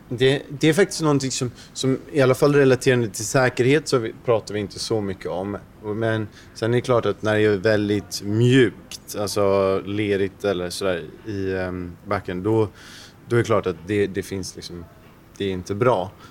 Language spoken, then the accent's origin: Swedish; Sweden; Speciellt som svensk